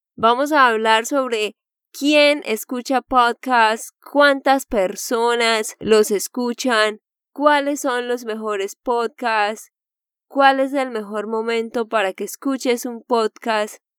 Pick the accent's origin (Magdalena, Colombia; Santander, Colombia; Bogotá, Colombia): Santander, Colombia; de Santander, Colombia